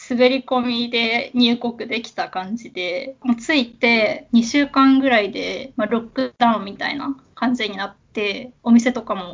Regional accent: Kanagawa, Japan; also born or lived in Tokyo / Kagoshima / Aichi; 出身は神奈川なんですけど、転勤族で神奈川、東京、鹿児島、愛知、また東京っていう感じでいろんなとこ住んで

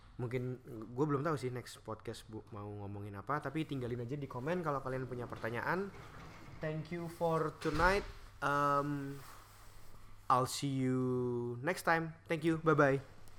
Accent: Indonesia; moved away as an adult; now in Melbourne, Australia; kita kan lahir dan tumbuh di negara Indonesia

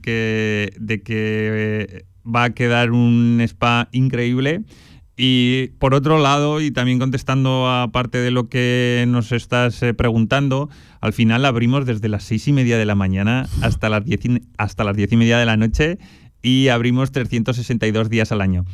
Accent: Huesca, Aragon, Spain; now in Zaragoza, Spain; soy oscense, soy de Huesca

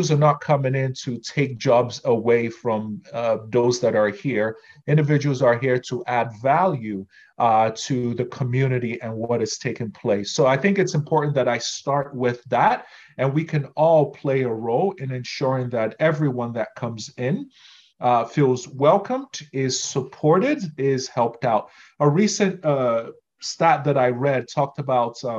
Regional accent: Nigeria; moved away as an adult; now in Canada; Nigerians are very direct, too direct in our conversation style

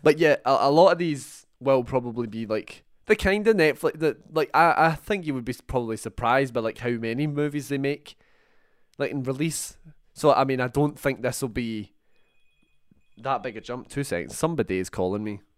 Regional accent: Scotland, United Kingdom; a couple of Scotsmen

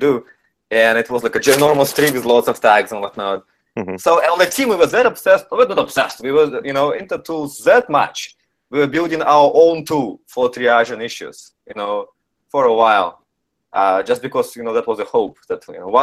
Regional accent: Canada; since I'm Canadian

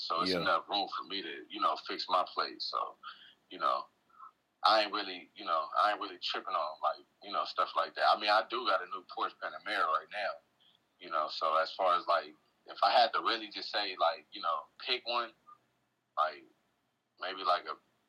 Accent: New Orleans, Louisiana, United States; when I came from New Orleans and I, you know, came, you know, I was living in Englewood at that time.

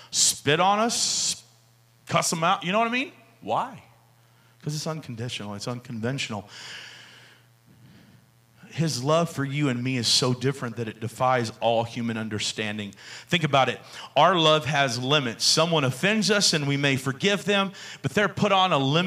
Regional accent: the South, United States; also born or lived in Houston, Texas / Georgia; I grew up in the South

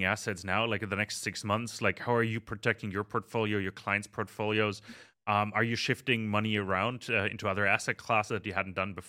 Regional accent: Germany; as Germans

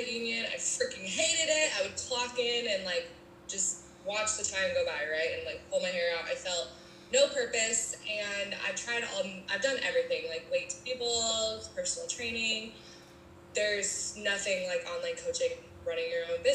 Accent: Montana, United States; I'm from Montana, small town.

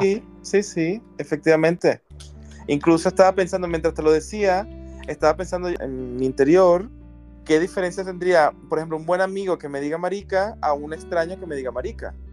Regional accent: Venezuela; moved away as an adult; now in Barcelona, Spain; Soy de Venezuela, vivo en España.

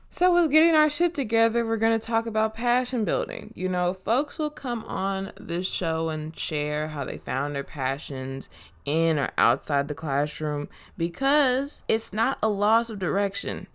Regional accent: Inglewood, California, United States; also born or lived in Washington and Longwood, Los Angeles / Moreno Valley, California / Bay Area, California; I grew up on Washington and Longwood. Then I moved to Merino Valley. Then I've been in Inglewood since I was eleven.

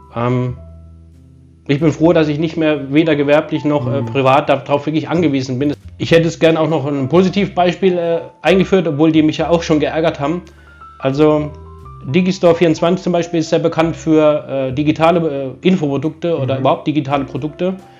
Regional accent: Germany; ich bin Deutscher

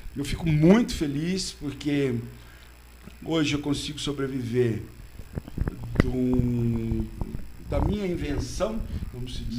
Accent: São Paulo, Brazil; now in Botucatu, Brazil; eu nasci, eu sou da Simba, do Catu, tudo, mas minha juventude foi em São Paulo

